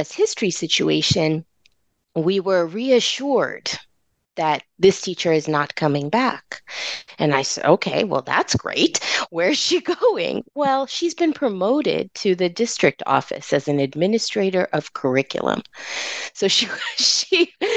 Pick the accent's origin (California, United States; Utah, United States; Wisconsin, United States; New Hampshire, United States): California, United States; California is my home. I don't know any other home outside